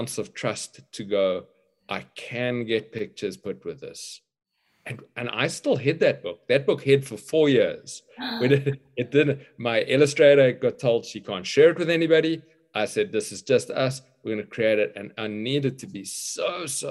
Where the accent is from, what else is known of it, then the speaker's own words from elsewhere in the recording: Cape Town, Western Cape, South Africa; I grew up in Cape Town, apartheid South Africa generation